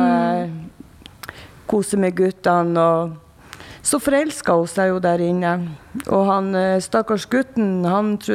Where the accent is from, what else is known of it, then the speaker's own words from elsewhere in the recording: Tromsø, Troms, Norway; og jeg er fra Tromsø.